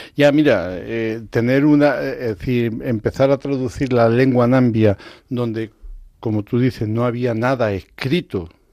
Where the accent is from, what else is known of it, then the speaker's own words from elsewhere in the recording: Extremadura, Spain; also born or lived in Zimbabwe; yo soy de Extremadura